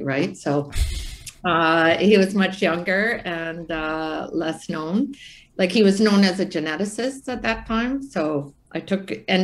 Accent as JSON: {"language": "English", "town": "Brampton", "region": "Ontario", "country": "Canada", "tie": "born or raised there", "said": "I was born actually in Brampton, Ontario, when Brampton was like 30,000 people"}